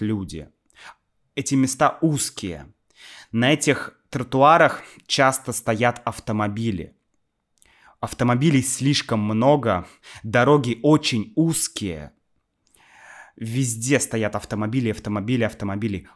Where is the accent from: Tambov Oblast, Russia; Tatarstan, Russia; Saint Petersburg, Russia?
Saint Petersburg, Russia; я из Питера, там всё такое культурное